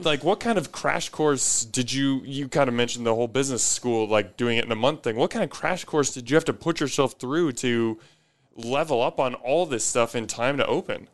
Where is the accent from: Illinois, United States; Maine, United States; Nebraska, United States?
Nebraska, United States; Omaha; I grew up in Omaha